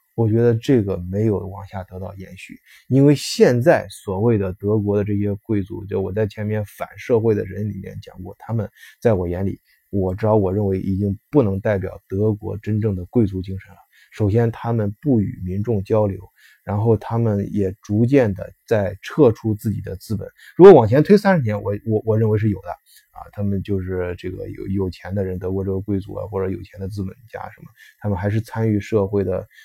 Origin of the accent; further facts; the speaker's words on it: China; now in Germany; 我们中国人的什么，在这边儿阶层不错的是，孩子上一些，呃，私立学校